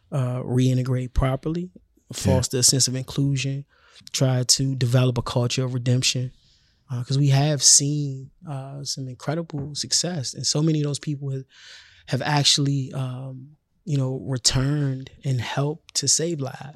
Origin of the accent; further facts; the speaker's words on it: Washington, District of Columbia, United States; I'm from Washington, D.C.